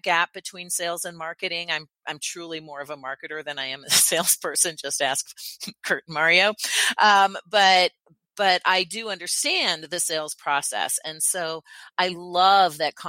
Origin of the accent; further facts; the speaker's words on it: Canada; now in United States; I am Canadian, although I live in the U.S. now